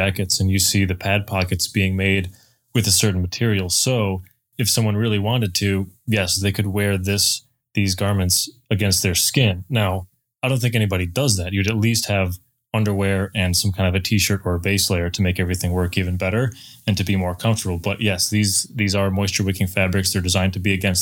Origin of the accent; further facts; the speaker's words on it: Michigan, United States; moved away as an adult; now in Idaho, United States; I'm from Michigan originally, and I moved out to Idaho to work for Climb about three and a half years ago